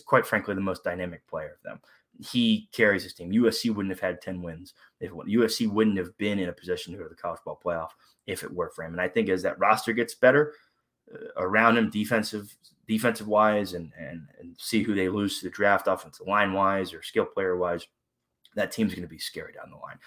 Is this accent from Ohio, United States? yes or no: yes; Columbus, Ohio, United States; I was born and raised in the Midwest in Columbus, Ohio